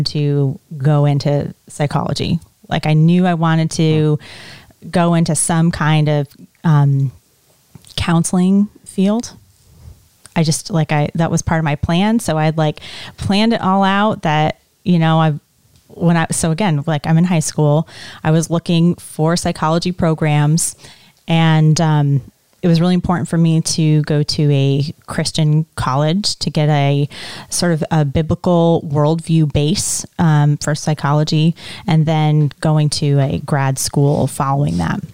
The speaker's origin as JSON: {"language": "English", "town": "Essex Junction", "region": "Vermont", "country": "United States", "tie": "born or raised there", "also_born_or_lived": "Detroit, Michigan / West Palm Beach, Florida", "said": "I grew up in Essex Junction, Vermont"}